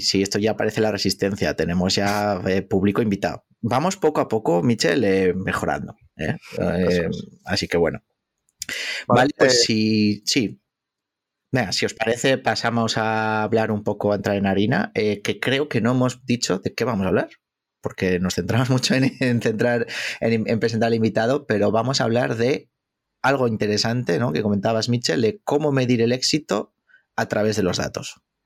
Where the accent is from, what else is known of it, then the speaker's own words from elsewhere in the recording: Basque Country, Spain; yo como buen vasco